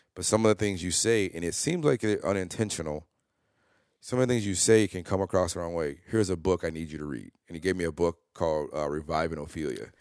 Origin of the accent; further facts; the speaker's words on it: Chicago, Illinois, United States; I grew up in North Lawndale